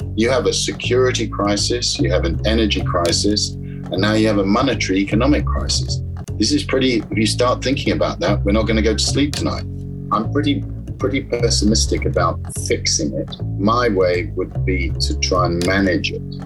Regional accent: London, United Kingdom; I grew up in South London in a, a borough called Battersea.

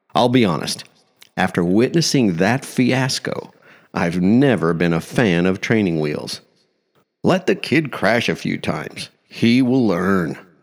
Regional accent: small Midwestern town, United States; moved away; It's been over forty-five years since I left that small Midwestern town

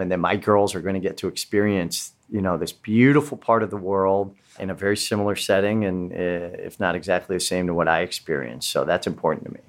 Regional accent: West Coast, United States; I was coming from the West Coast.

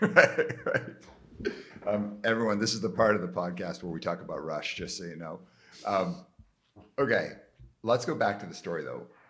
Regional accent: Calgary, Alberta, Canada; I grew up in Calgary, where it's like nobody's named …

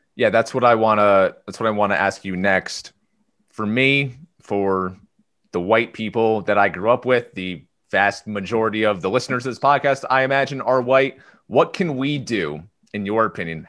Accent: Clifton Park, New York, United States; moved away; I'm from Clifton Park

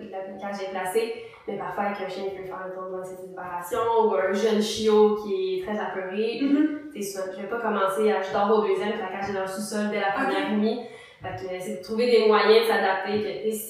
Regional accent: Mercier, Quebec, Canada; moi, je viens euh, de Ville-Mercier

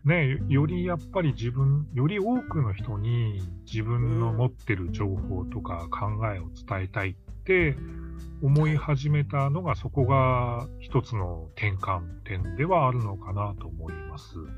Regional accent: Hokkaido, Japan; 私、地元北海道ですけど

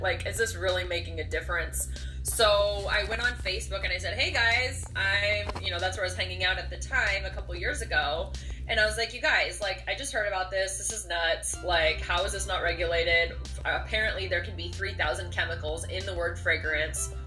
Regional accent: Seattle, Washington, United States; I'm actually from Seattle and I grew up with a camera in my hand

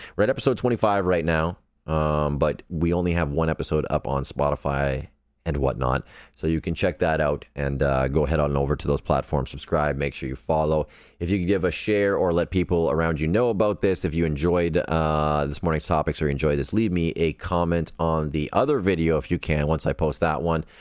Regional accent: Sudbury, Ontario, Canada; I am from Sudbury, Ontario, Canada

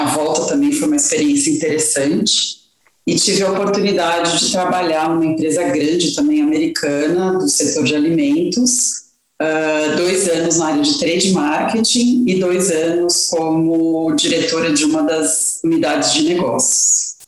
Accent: Brazil; moved away as an adult; nós, como brasileiros

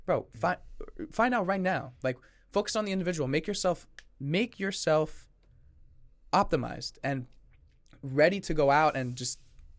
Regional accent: France; English is a second language; I'm still learning English because I'm from France.

